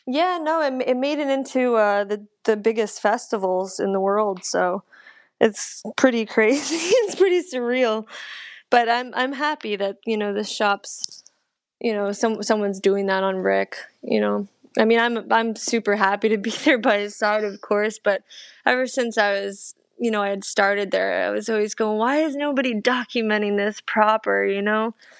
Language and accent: English; New Jersey, United States; now in New York City, United States; I grew up in Jersey